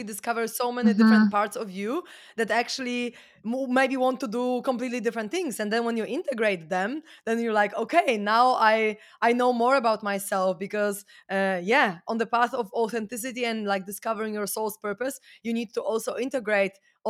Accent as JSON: {"language": "English", "country": "Poland", "said": "I'm from Poland"}